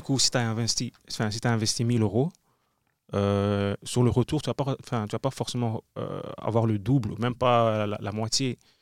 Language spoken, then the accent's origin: French; Brussels, Brussels-Capital Region, Belgium; je suis un artiste euh, bruxellois